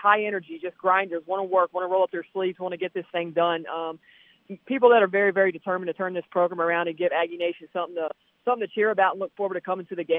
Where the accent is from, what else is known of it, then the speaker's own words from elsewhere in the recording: New Orleans, Louisiana, United States; accent: Southern; now in Utah, United States; I am from Louisiana